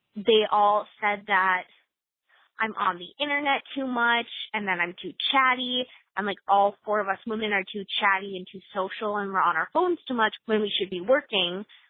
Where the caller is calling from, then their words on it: Twin Cities, Minnesota, United States; I'm calling from the Twin Cities area.